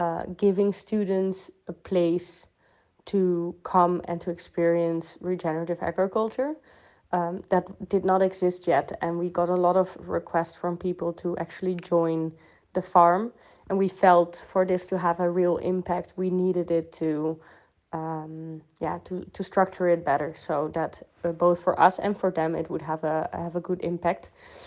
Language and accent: English; Netherlands; English is a second language; moved away as an adult; now in Spain; So telling you about my background. I am from the Netherlands and I studied their sustainable development, after which I worked with Common Land to research and to check what are the common agricultural policies in the south of Spain